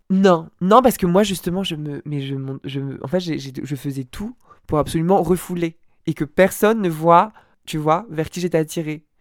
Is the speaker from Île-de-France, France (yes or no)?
yes; near Rambouillet, Yvelines, Île-de-France, France; also born or lived in Lille / Dunkirk; J'ai grandi dans le 78, dans un village à côté de Rambouillet qui s'appelle Ophargis